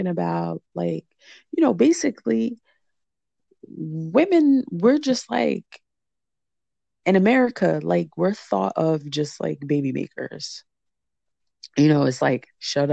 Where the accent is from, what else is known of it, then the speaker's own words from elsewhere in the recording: New Jersey, United States; we're both from Jersey